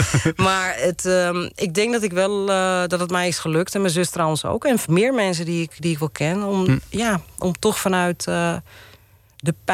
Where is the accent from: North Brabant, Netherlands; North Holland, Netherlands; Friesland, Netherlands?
North Holland, Netherlands; Amsterdam; ben opgegroeid in Amsterdam-Oost.